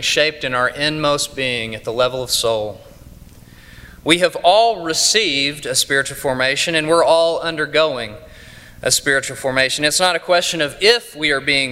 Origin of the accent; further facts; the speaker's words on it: East Texas, United States; accent: East Texas; I come to you from East Texas